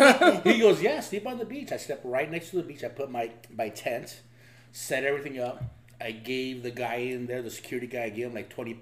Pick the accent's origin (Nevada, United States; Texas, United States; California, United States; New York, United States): California, United States; Los Angeles; also born or lived in Ensenada, Mexico; we grew up down the street from Sarah's Market. I grew up off of Townsend, Frankie's Wabash, mm-hmm. right there in City Terrace.